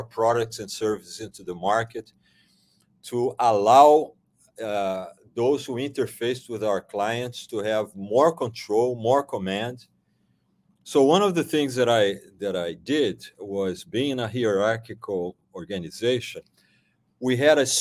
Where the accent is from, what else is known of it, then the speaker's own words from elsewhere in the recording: Brazil; moved away; I am originally from Brazil